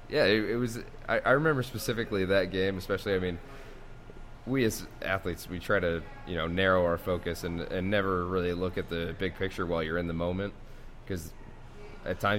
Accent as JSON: {"language": "English", "town": "Spokane", "region": "Washington", "country": "United States", "tie": "born or raised there", "said": "growing up in Spokane, I mean, you're hour 15, hour and 30 minutes from Washington State. So obviously that was that was our hometown team."}